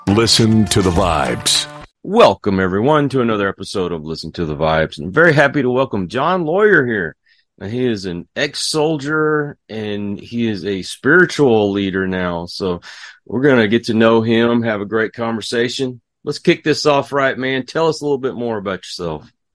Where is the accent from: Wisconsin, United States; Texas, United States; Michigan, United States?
Texas, United States; I'm from Texas